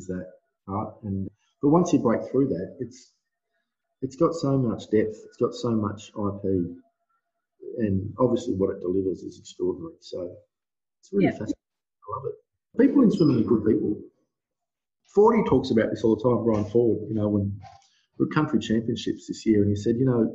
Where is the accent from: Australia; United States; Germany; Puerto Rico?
Australia; Darwin, Northern Territory; moved away as an adult; also born or lived in Melbourne; I grew up in Darwin, in the Northern Territory.